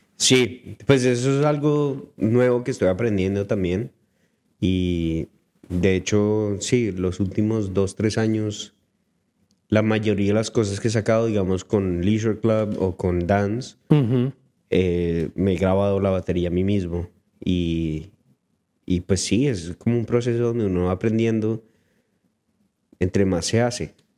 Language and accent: Spanish; Colombia; now in Vancouver, Canada; yo soy colombiano